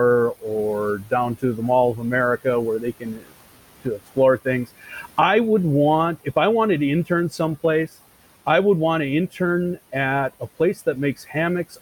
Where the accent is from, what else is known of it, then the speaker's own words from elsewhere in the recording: Wisconsin, United States; moved away; I was born and raised in Wisconsin